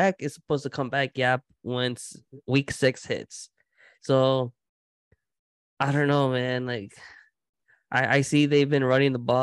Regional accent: Chicago, Illinois, United States; I am a Chicago fan because I feel like you gotta go for your hometown

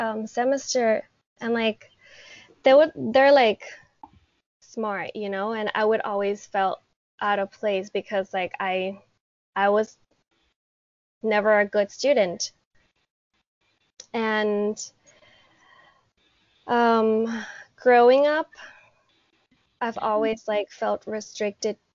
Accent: Bangkok, Thailand; I have lived in Thailand my entire life. I was born and raised in Bangkok

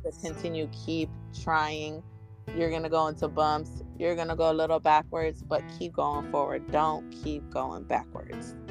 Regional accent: San Francisco, California, United States; my family spread it around this whole Bay Area. Like we were all in San Francisco

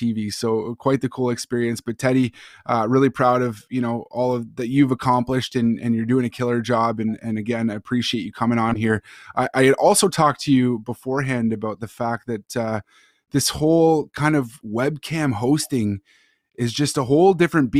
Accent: Toronto, Ontario, Canada; I'm from Toronto

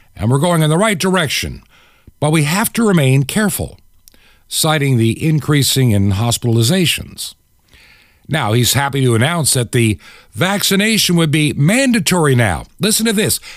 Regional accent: New York, United States; moved away as an adult; also born or lived in Long Island, New York / Toccoa, Georgia / Atlanta, Georgia / Clarksville, Georgia; While I was born in New York, raised as a very young child in Long Island, my high school years in a small town upstate

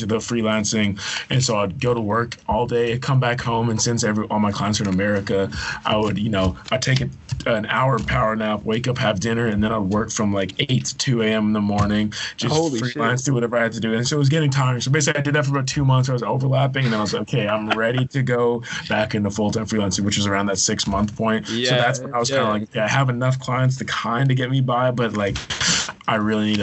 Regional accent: Victoria, British Columbia, Canada; moved away as an adult; also born or lived in Edmonton / Calgary; I was born in Edmonton, grew up in Victoria, so Vancouver Island, went to university in Calgary

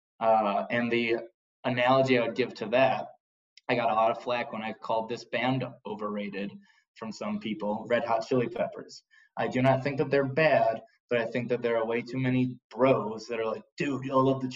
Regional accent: Chicago, Illinois, United States; our area on the south side of Chicago

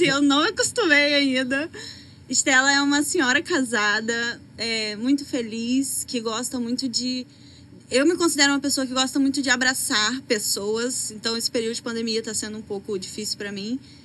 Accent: Presidente Kennedy, Espírito Santo, Brazil; moved away as an adult; now in Rio de Janeiro, Brazil; eu sou de Kennedy, todos conhecem provavelmente, é uma cidade muito pequena

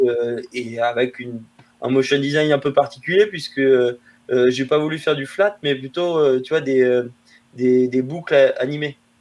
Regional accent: La Rochelle, Nouvelle-Aquitaine, France; moved away; also born or lived in Rennes / Paris; je viens de La Rochelle, une toute petite ville euh, sur la côte atlantique en France.

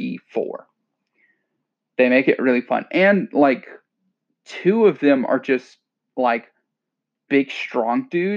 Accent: Louisiana, United States; moved away; I'm from Louisiana

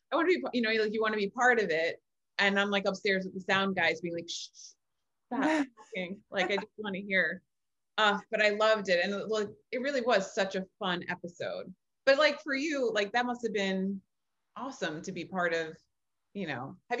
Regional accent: New York City, New York, United States; I'm from the Bronx. And like, I was born there.

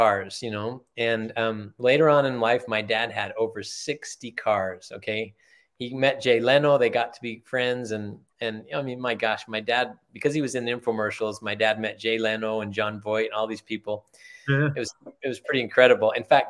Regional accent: Germany; born there; Yeah, I was. My father was in the military. I was born in Germany. My mom and dad met in Germany.

